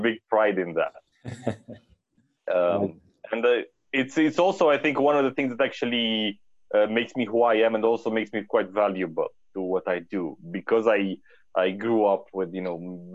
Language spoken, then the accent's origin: English; Cluj-Napoca, Cluj County, Romania; So I was born and raised in Romania, in Transylvania, in the city of Cluj.